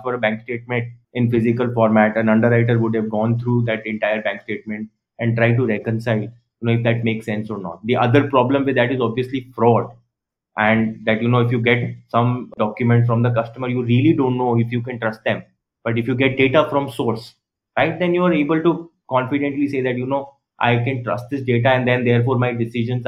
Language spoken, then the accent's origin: English; Rajasthan, India; I am from Rajasthan